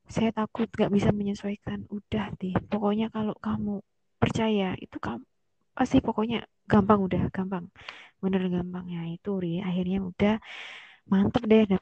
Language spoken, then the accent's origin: Indonesian; Malang, East Java, Indonesia; aku nggak pernah ngekos Ri aku kan orang Malang kuliah di UIN hmm.